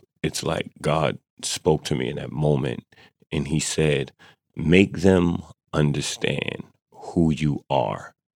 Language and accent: English; United States; So when I said I'm an American and people cheered, it was like, yes.